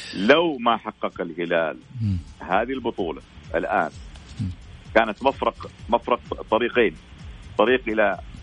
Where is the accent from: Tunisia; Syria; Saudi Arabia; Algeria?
Saudi Arabia